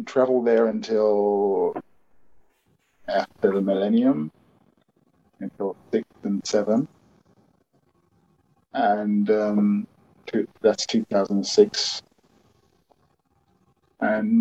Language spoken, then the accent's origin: English; London, United Kingdom; an African Londonian in some ways, because I've grown up in London